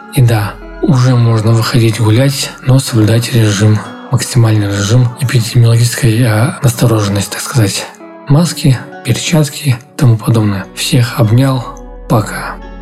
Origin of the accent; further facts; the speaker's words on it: Dagestan, Russia; moved away; на море поеду, в Дагестан. В родные края поеду